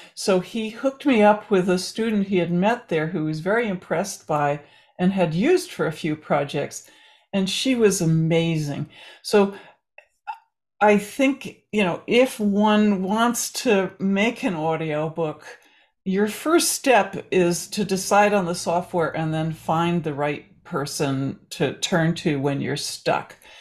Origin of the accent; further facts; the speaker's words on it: New Jersey, United States; we were growing up in New Jersey